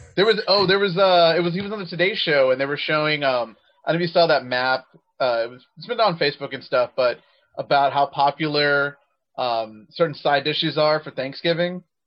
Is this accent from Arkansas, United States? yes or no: no; Texas, United States; my home state of Texas